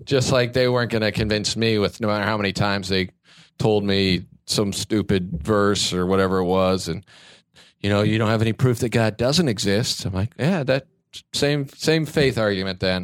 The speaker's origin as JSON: {"language": "English", "region": "Kansas", "country": "United States", "tie": "born or raised there", "moved": "as an adult", "lives_now": "Los Angeles, United States", "said": "growing up in Kansas"}